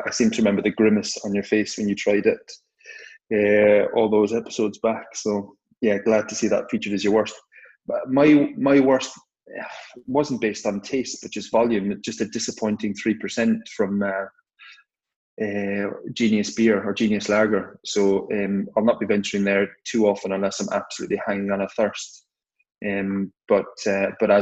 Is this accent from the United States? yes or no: no; Cork, Munster, Ireland; growing up in Cork, and we've got two major stout companies in Cork